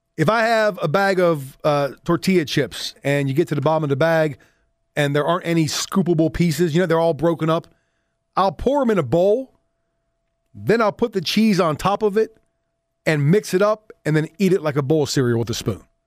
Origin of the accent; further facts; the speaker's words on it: Southwest PA, Pennsylvania, United States; I grew up in Southwest P A and we called them dippy eggs